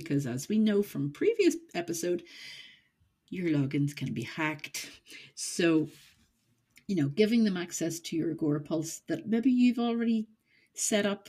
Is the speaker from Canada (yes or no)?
no; Northern Ireland, United Kingdom; I am from Northern Ireland